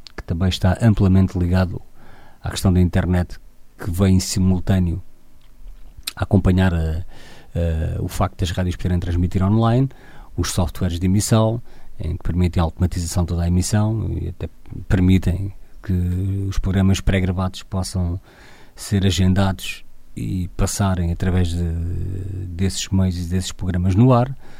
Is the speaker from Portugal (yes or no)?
yes; Torres Novas, Centro, Portugal; sou de Torres Novas